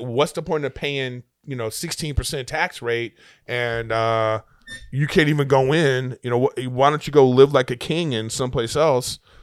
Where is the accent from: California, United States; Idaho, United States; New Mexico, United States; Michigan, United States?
California, United States; Los Angeles; I'm from, just from L